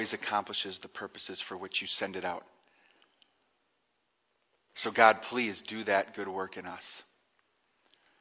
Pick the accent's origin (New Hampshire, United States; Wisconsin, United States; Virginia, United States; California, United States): Wisconsin, United States; Cedar Grove; my hometown. I grew up in Cedar Grove.